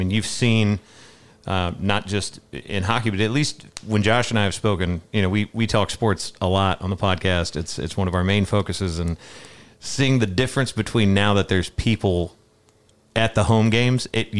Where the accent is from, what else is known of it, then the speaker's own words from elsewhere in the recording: Middle Tennessee, United States; growing up in Middle Tennessee.